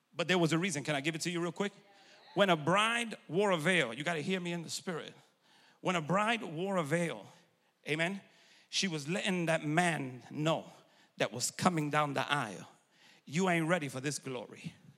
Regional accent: New York, United States; moved away; I'm originally from New York

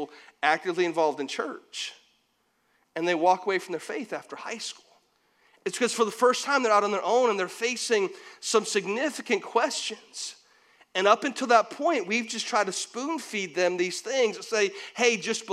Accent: St. Petersburg, Florida, United States; I grew up in St. Pete, so we had salt water all around us.

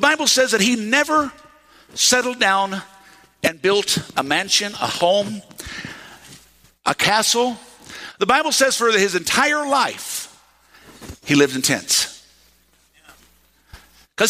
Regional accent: United States; accent: redneck; I know some of y'all hear my accent come out sometimes

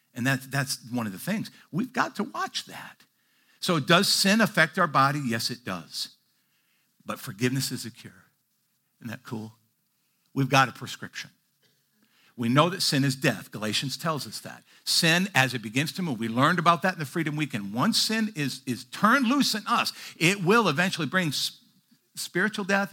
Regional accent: Midwest, United States; moved away; I grew up in the Midwest

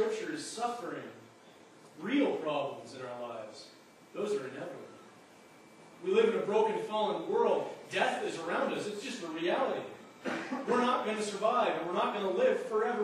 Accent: Alberta, Canada; moved away; I grew up in Alberta where it's dry as a bone

